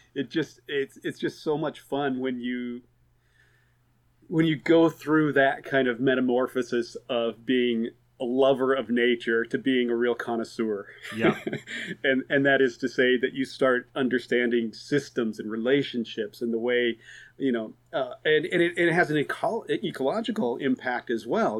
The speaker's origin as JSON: {"language": "English", "region": "Oregon", "country": "United States", "tie": "born or raised there", "also_born_or_lived": "Tanzania", "moved": "as an adult", "lives_now": "East Coast, United States", "said": "I grew up in Oregon"}